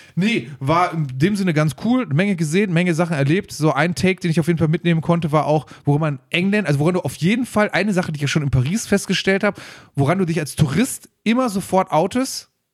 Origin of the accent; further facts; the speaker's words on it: Germany; wir sind aus Deutschland